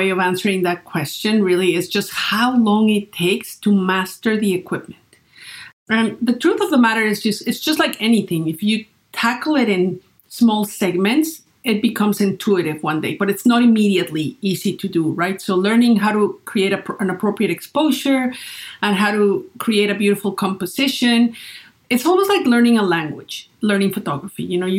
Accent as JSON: {"language": "English", "town": "Great Falls", "region": "Virginia", "country": "United States", "tie": "born or raised there", "said": "So I started a little business in my hometown in Great Falls, Virginia, taking portraits of the people there."}